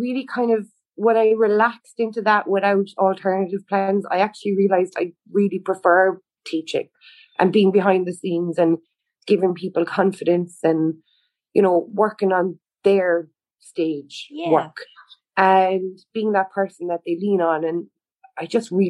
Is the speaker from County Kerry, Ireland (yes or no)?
yes; Tralee, County Kerry, Ireland; also born or lived in Cork; I was born and raised in Tralee